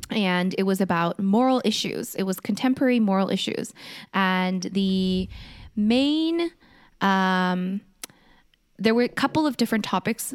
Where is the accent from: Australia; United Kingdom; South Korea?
South Korea; moved away; I was born in Korea